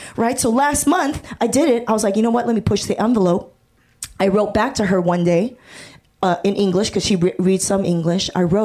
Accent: Torrance, California, United States; I grew up in Torrance and down here

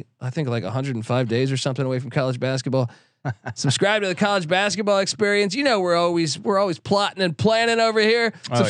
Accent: East Coast, United States; I growing up on the East Coast, I always thought it existed then, but then moving here

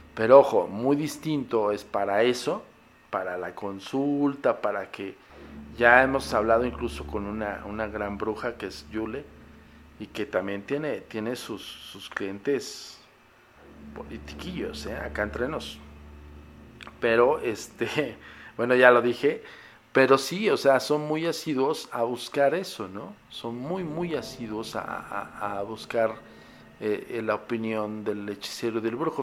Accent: Mexico; En mi país, ¿eh? en México

